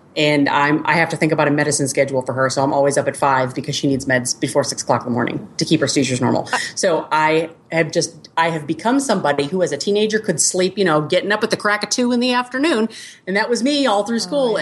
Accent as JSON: {"language": "English", "town": "Boston", "region": "Massachusetts", "country": "United States", "tie": "born or raised there", "moved": "as an adult", "lives_now": "Kansas City, United States", "said": "I was born and raised in Boston. So I didn't move to the Midwest until I was, met my husband, and I was almost 30"}